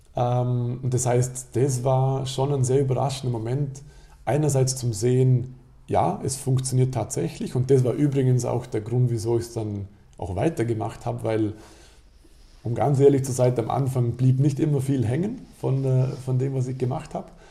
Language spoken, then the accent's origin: German; Alberschwende, Vorarlberg, Austria; in meinem Heimatdorf Alberschwende